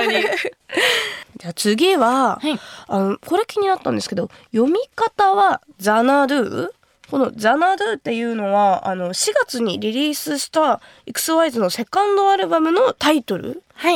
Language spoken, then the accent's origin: Japanese; Kumamoto, Japan; 私の地元熊本の高橋酒造の米焼酎白竹城